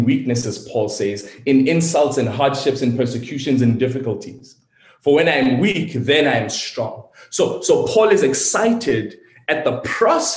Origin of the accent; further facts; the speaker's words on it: South Africa; I'm South African, born and raised